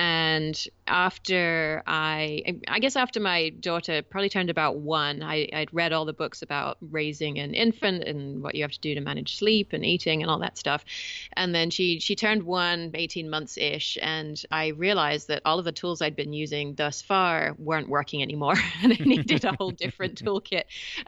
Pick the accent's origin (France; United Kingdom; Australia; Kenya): United Kingdom; England; now in California, United States; I should clarify right up front, because your English listeners are going to be curious about my accent, that I am English originally. Although I've been in the States for about 20 years now, and I understand that it has rubbed off a little bit